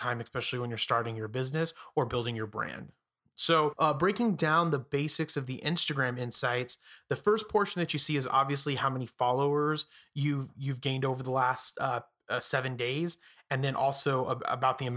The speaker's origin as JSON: {"language": "English", "town": "Phoenix", "region": "Arizona", "country": "United States", "said": "I'm from Phoenix"}